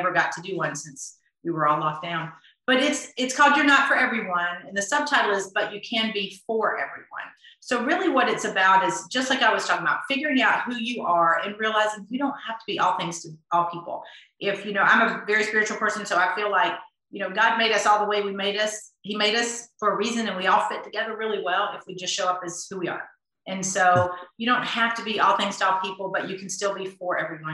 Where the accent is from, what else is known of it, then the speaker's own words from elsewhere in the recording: the South, United States; I grew up in the South